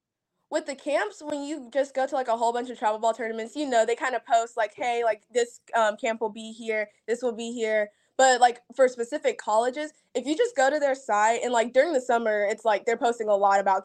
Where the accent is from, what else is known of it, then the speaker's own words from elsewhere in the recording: Huntsville, Alabama, United States; because I'm from Huntsville, which is really close to Florence. So that's like my hometown. I move a lot for my dad's job and stuff.